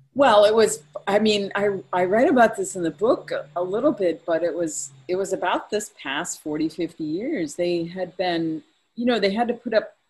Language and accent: English; Maine, United States; moved away as an adult; also born or lived in Oakland, California; Where are you from? And I would say Maine